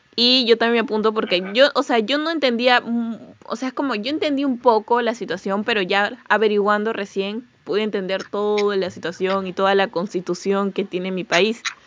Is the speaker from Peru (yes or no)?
yes; Peru; yo soy de Perú